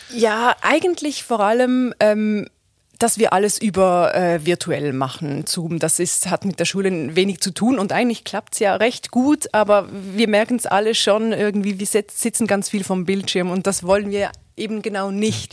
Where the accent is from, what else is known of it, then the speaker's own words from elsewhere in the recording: Switzerland; moved away as an adult; now in Germany; ich bin aus der Schweiz